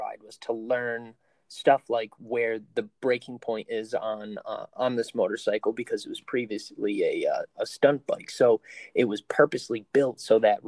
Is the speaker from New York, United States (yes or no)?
yes; Binghamton, New York, United States; I was born in Binghamton, New York, raised there over on the west side